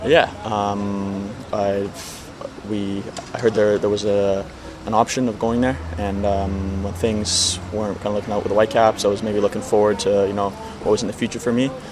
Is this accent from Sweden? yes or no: no; Vancouver, British Columbia, Canada; being a Canadian, playing with Vancouver since, from such a young age